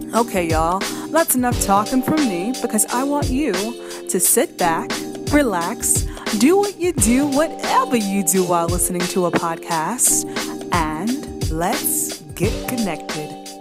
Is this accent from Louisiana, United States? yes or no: yes; New Orleans, Louisiana, United States; moved away; my hometown, my other hometown, New Orleans